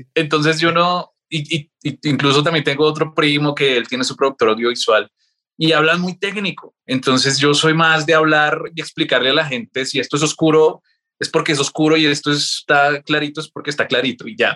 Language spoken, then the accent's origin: Spanish; Bogotá, Colombia; mi familia es boyacense, yo no soy boyacense, casi, pero nací acá en Bogotá. Vivíamos en el sur de Bogotá